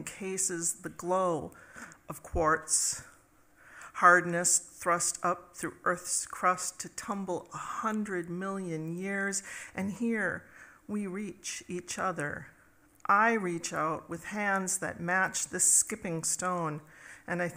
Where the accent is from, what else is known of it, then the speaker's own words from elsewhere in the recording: United States; now in Minneapolis, United States; I'm from Minneapolis, and I grew up in Dakota country